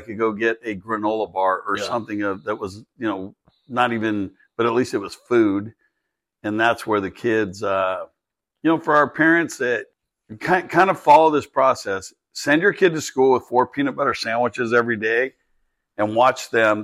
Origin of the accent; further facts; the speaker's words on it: California, United States; We grew up in California